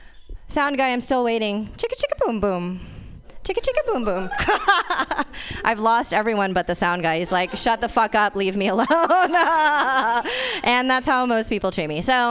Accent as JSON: {"language": "English", "town": "Fremont", "region": "California", "country": "United States", "said": "speaking of shit, I'm also from Fremont."}